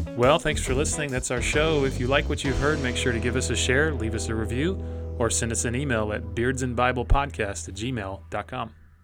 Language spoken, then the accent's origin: English; United States; as American believers